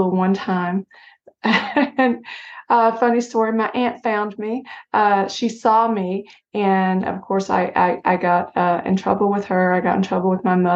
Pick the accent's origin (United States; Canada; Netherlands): United States; Harlan, Kentucky; moved away; Very small, very rural, Harlan, Kentucky